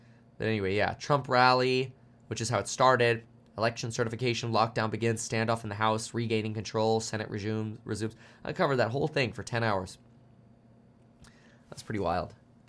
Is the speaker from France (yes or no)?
no; Germany; born there; Yeah, I was born in Germany.